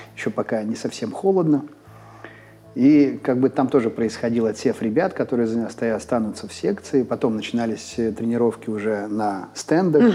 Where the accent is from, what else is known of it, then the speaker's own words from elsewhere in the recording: Izhevsk, Udmurtia, Russia; moved away as an adult; 19 моих первых лет жизни были связаны с Ижевском